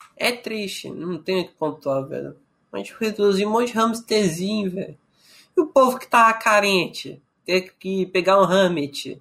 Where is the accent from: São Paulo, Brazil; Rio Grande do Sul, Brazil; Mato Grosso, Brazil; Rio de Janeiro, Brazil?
Mato Grosso, Brazil; eu sou do Mato Grosso